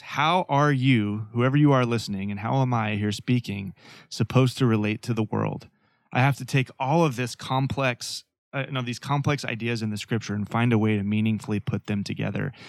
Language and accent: English; Fayetteville, Arkansas, United States; moved away as an adult; now in Portland, United States; Growing up in Nor-, Northwest Arkansas, born and raised